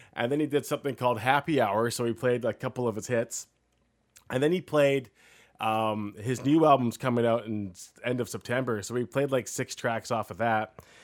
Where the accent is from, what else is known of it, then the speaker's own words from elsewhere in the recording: Canada; we're from Canada